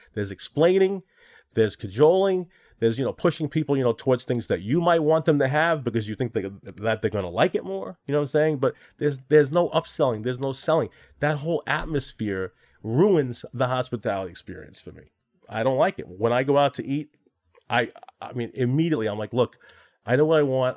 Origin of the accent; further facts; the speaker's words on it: New York City, New York, United States; also born or lived in Long Island; now in Manhattan, United States; I was born in Flushing, Queens, and now I live here in Manhattan.